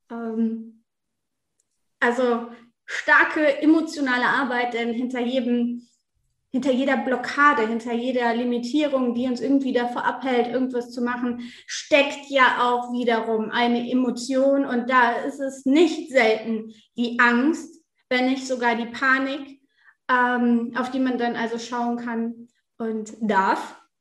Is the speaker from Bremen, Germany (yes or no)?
no; North Rhine-Westphalia, Germany; Ich komme auf jeden Fall aus der Nähe von Düsseldorf